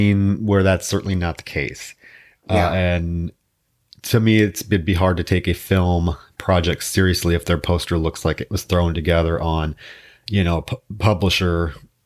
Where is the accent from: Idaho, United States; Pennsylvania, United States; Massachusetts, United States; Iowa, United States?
Iowa, United States; Davenport; now in Houston, United States; my hometown of Davenport, Iowa, where all my family's at.